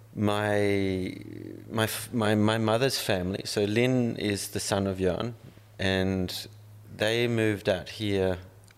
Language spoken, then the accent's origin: English; Denmark; now in Australia; I was born in Denmark in 1971. Yeah. And grew up in the same forest